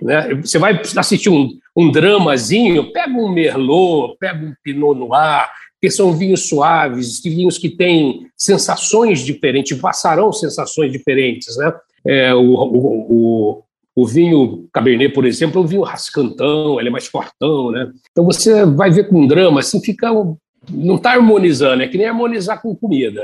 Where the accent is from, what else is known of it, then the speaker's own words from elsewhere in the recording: Tupã, São Paulo, Brazil; Eu saía de Tupã, onde nasci, lá no interior de São Paulo, ia para São Paulo